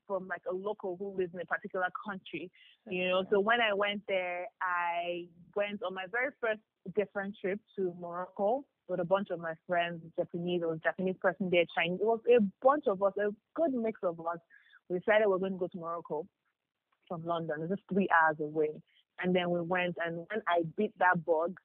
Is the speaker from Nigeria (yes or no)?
yes; Ibadan, Oyo, Nigeria; I grew up in Ibadan.